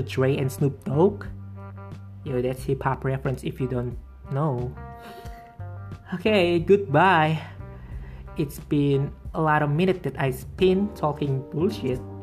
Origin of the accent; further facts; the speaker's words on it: Purbalingga, Central Java, Indonesia; English is a second language; moved away as an adult; also born or lived in Purwokerto; now in Pemalang, Indonesia; just came here two years ago from Purbalingga because I was raised and born there